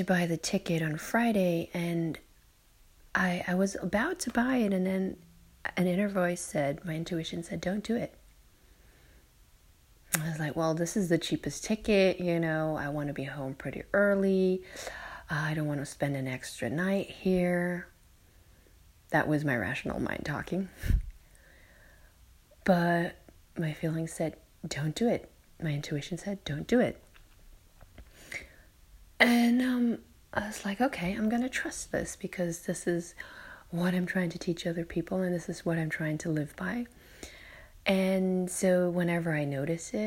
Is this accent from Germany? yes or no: yes; Germany; I'm in my hometown in Germany and visiting relatives